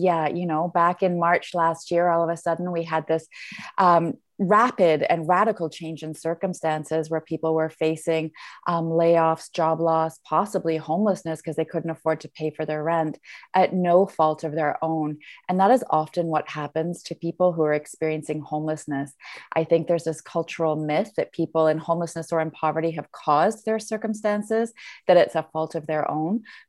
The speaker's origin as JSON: {"language": "English", "town": "Ottawa", "region": "Ontario", "country": "Canada", "lives_now": "Vancouver, Canada", "said": "So I live in Vancouver, but I'm from Ottawa."}